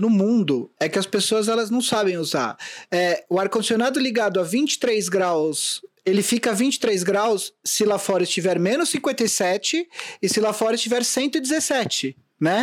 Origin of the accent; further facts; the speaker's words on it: São Paulo, Brazil; also born or lived in Vila Mariana, São Paulo; é Vila Mariana by way of Vila Mascote, que é onde eu fui criado